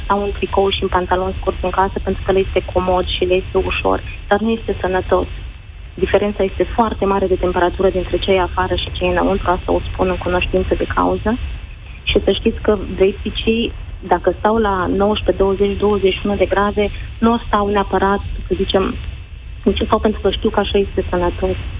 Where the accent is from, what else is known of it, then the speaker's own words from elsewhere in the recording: Romania; la noi în România